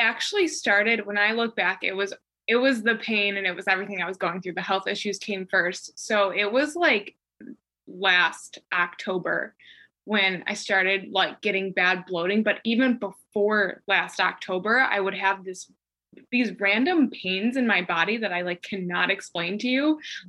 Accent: Chicago, Illinois, United States; moved away as an adult; now in North Carolina; I moved from Chicago to North Carolina. And it was just like the first time I ever moved away from home. So it was like moving away from home the first time, like states away from my family

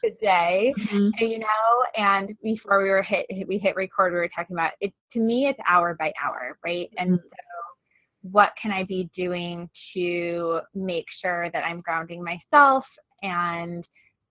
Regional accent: Long Island, New York, United States; moved away as an adult; also born or lived in Boston, Massachusetts / Ann Arbor, Michigan; now in Chicago, United States; I grew up in New York and spent most of my I spent all of my childhood years on Long Island

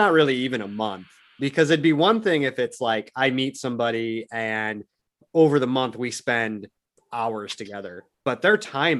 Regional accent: Newton, United States; this was a thing in Newton in my hometown.

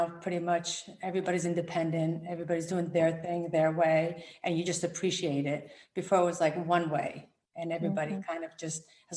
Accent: New Jersey, United States; also born or lived in Rome, Italy; now in Connecticut, United States; I was born in Rome, Italy, and I came to the US when I was 7. And I grew up in New Jersey.

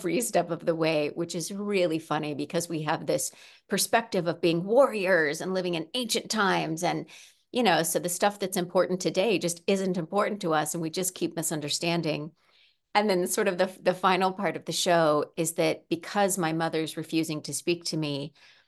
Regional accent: Midwest, United States; I come initially from the Midwest, though I've lived in California for a long time now.

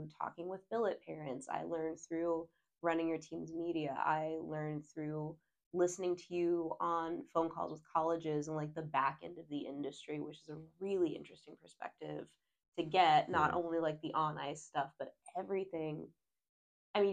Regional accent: southeastern Virginia, United States; moved away; I'm from the most southeastern point of Virginia

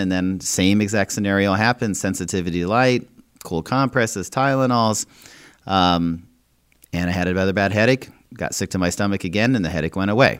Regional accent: Minnesota, United States; when I was growing up in Minnesota

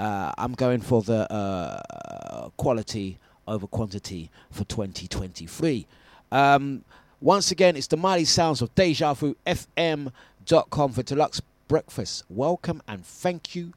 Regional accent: Epping, East of England, United Kingdom; I'm from Epping, mate.

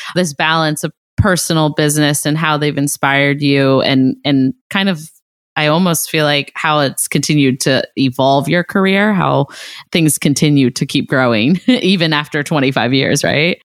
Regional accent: Ohio, United States; I'm from Ohio

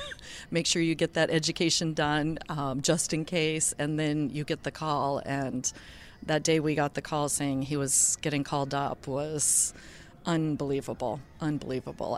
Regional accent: Hermantown, Minnesota, United States; we're from Hermantown, Minnesota

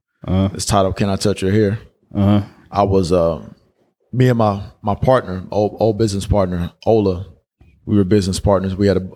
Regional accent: Georgia, United States; when I tell people out here I'm from Georgia, they automatically think I'm, you know, it's Atlanta

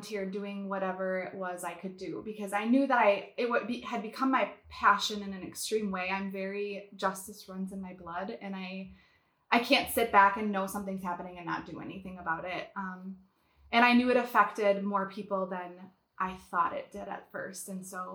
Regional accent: Wisconsin, United States; now in Minnesota, United States; I moved back to Minnesota, which is where I'm from Wisconsin. But I moved back where my family was here in Minnesota

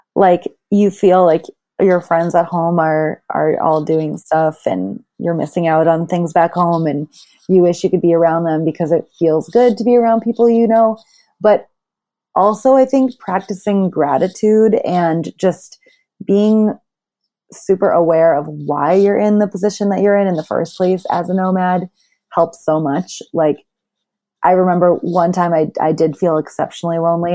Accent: Boston, Massachusetts, United States; moved away as an adult; also born or lived in Thailand / New York City; I'm originally from Boston

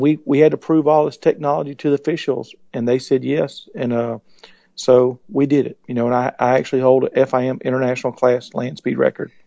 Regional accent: Columbus, Georgia, United States; I was born in Columbus, Georgia

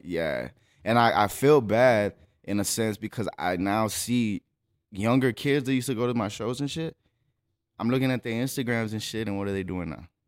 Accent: El Paso, Texas, United States; I was born here in El Paso, Texas, April seventh, nineteen eighty-seven

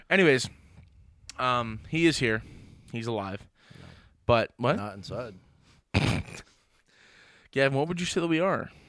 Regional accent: United States; I can sit next to whoever from the street and we understand that we're both American.

